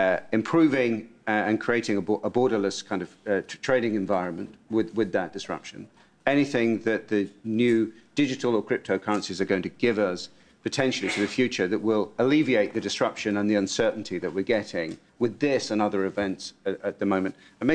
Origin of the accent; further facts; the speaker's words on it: United Kingdom; moved away as an adult; a Brit who started working here, actually, straight out of university in the European Parliament, and this may be the last time I'm here as an EU citizen